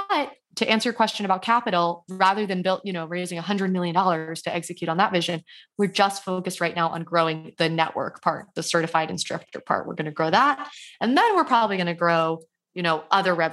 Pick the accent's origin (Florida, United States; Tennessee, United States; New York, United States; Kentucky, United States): Florida, United States; Miami; growing up in Miami